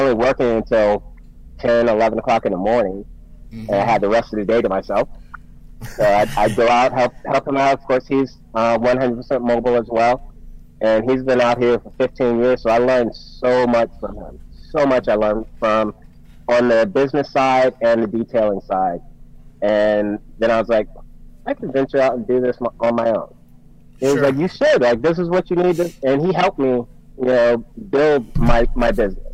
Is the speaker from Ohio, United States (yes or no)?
no; Summerville, South Carolina, United States; moved away; I'm actually from Somerville.